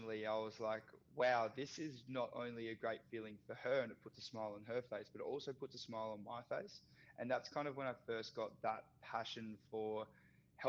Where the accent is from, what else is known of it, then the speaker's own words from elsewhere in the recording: Australia; played a whole bunch of sports as everyone does growing up in Australia